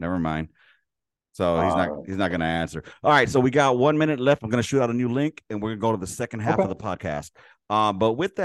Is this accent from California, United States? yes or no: yes; Los Angeles, California, United States; I grew up in South Central Los Angeles in the fucking 80s and 90s